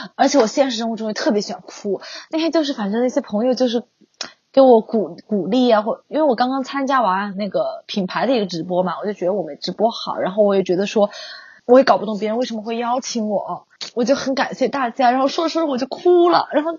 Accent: Sichuan, China; 我是四川人，我是吃特辣

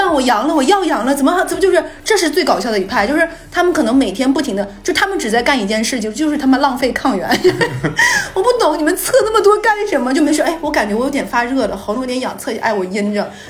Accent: Northeast China, China; 大家知不知道我们东北人回老家是回哪儿啊？

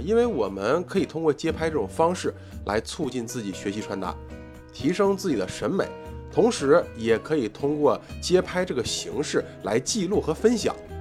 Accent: China; 毕竟我们是中国人

